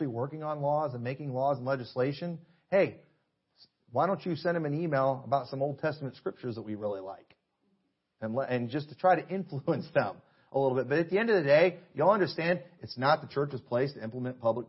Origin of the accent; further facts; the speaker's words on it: United States; I'm a Christian and I'm an American.